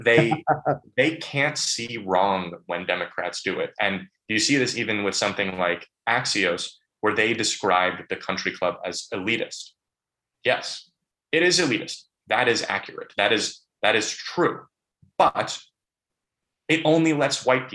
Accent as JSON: {"language": "English", "town": "Bethesda", "region": "Maryland", "country": "United States", "tie": "born or raised there", "said": "my hometown of Bethesda"}